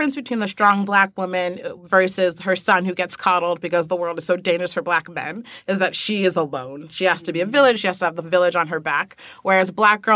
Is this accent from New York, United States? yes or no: yes; New York, United States; I live in middle of nowhere, New York